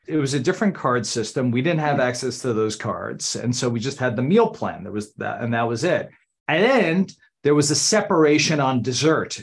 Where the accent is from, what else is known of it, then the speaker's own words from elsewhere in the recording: Randolph, New Jersey, United States; moved away as an adult; now in Washington, D.C., United States; I grew up in Randolph, New Jersey, outside of Morristown